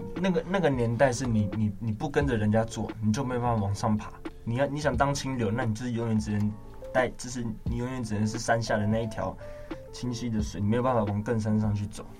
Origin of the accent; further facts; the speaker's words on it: Taiwan; 身为台湾人